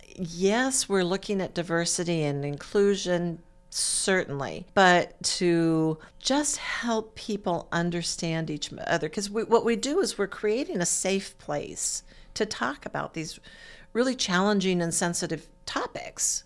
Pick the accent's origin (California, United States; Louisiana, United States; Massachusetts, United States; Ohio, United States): California, United States; Stockton; moved away as an adult; also born or lived in Monterey Bay area, California / Maine / Iowa; now in Muncie, United States; I was, uh, born and raised in California. I'm a California girl